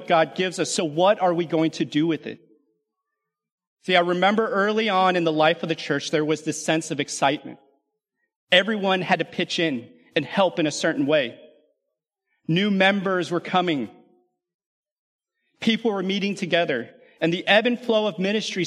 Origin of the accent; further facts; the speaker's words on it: California, United States; also born or lived in Louisiana / Alabama; now in McKinney, United States; I grew up in California